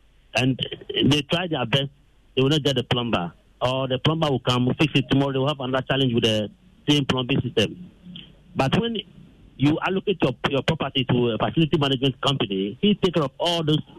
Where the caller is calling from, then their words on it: Dodowa, Ghana; I'm calling from Dodua.